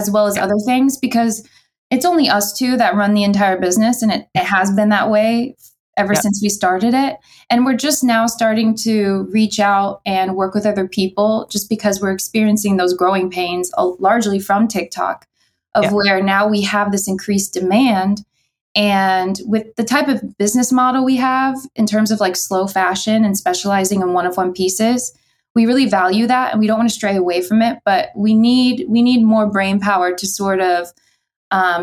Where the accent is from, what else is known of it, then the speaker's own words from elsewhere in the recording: Southern Illinois, United States; now in Kansas City, United States; from Southern Illinois, right across the river, like 20 minutes from St. Louis